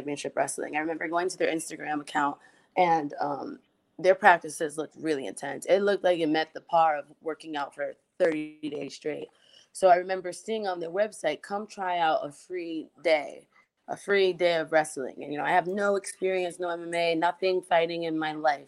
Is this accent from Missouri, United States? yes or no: no; New York City, New York, United States; I grew up in New York, Bronx, my background